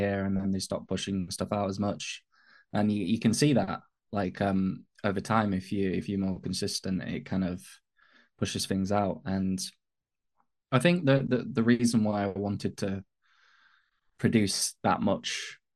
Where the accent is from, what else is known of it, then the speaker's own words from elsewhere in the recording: north of England, United Kingdom; accent: northern English; also born or lived in Manchester; I'm an autism advocate from the UK. I'm based in the north of England. Hence why my voice, my accent's not sort of typical kind of British London kind of accent.